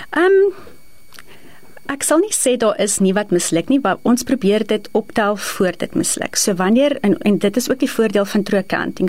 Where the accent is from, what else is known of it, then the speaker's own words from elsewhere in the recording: East Rand, Gauteng, South Africa; ek is gebore in die Oosrand, altyd in die Oosrand gebly en daar grootgeword